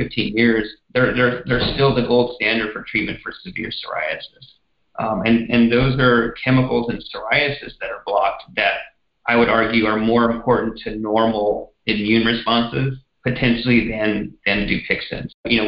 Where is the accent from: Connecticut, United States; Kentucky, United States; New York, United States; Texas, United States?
Texas, United States; moved away; it's my home state